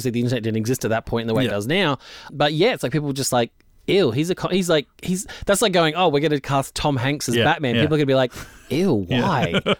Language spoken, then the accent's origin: English; Canada; I'm Canadian, so I'm cheap.